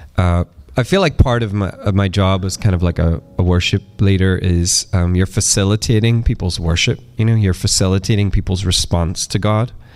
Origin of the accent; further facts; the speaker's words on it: east coast of Northern Ireland, United Kingdom; moved away as an adult; where I grew up, and um, kind of lived on the east coast of Northern Ireland